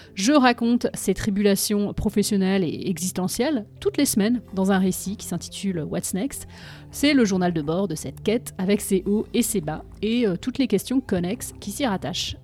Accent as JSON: {"language": "French", "country": "France", "moved": "as an adult", "lives_now": "Boston, United States", "said": "je suis française et je vis aux États-Unis depuis un peu plus de 10 ans"}